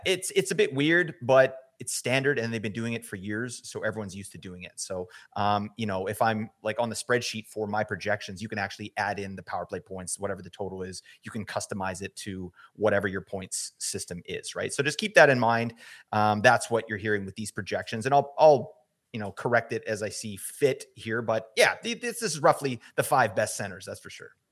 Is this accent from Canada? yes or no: yes; Vancouver, British Columbia, Canada; I'm from Vancouver